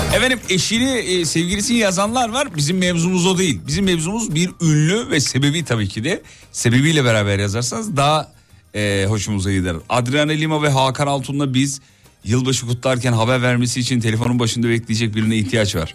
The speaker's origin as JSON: {"language": "Turkish", "town": "İzmit", "region": "Kocaeli", "country": "Turkey", "tie": "born or raised there", "moved": "yes", "said": "İzmit'e Kocaeli memleketime"}